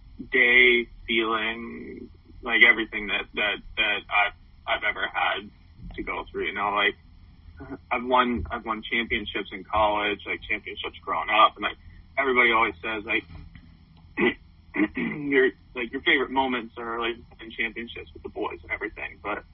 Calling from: Clearwater, Florida, United States; I'm actually down in Florida, so my dad and stepmom have a place down here in Clearwater

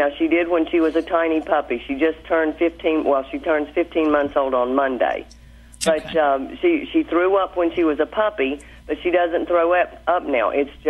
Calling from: Abingdon, Virginia, United States; From Abingdon, Virginia.

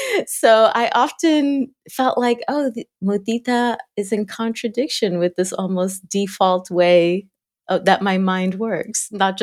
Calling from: Cincinnati, Ohio, United States; I am calling in from a unusually sunny Ohio, Southwest Ohio, Cincinnati.

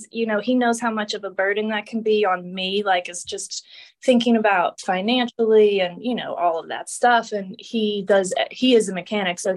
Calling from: Pittsburgh, Pennsylvania, United States; Yes, I'm in Pennsylvania, Pittsburgh.

